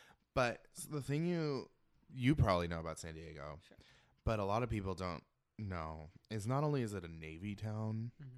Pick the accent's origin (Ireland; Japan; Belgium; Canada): Ireland; And I'm Irish.